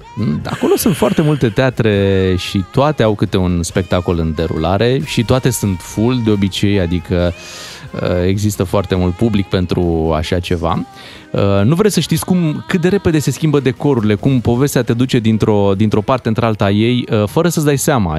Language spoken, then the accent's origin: Romanian; Romania; suntem din România